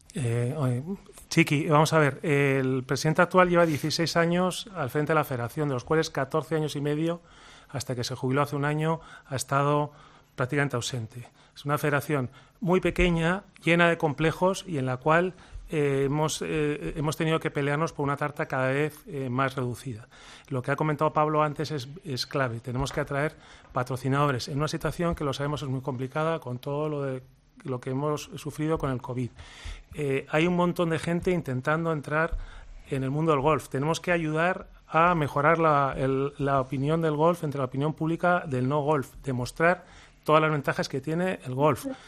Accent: Spain; nosotros como españoles

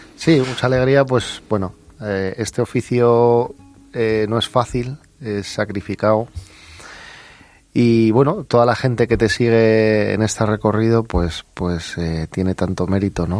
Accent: Bilbao, Basque Country, Spain; Yo soy de Bilbao

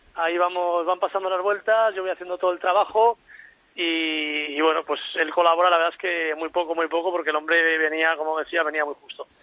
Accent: La Rioja, Spain; en mi tierra, en La Rioja

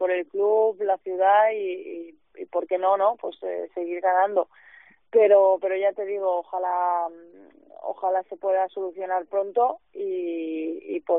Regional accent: Barcelona, Catalonia, Spain; now in Salamanca, Spain; Claro, yo vengo de Barcelona, entonces para mí Salamanca es pequeñita

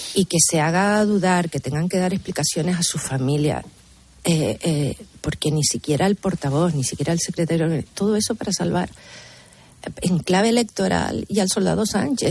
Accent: Canary Islands, Spain; moved away as an adult; now in Madrid, Spain; como canaria y como cargo público

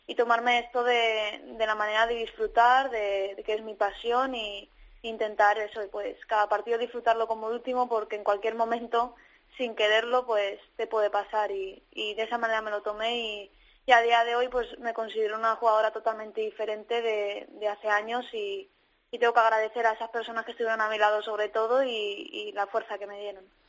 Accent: Community of Madrid, Spain; now in Valencia, Spain; soy madrileña

